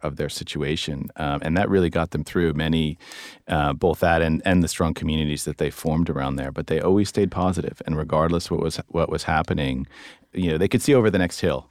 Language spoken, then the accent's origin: English; East Coast, United States; I'm American. Uh, grew up, grew up on the East Coast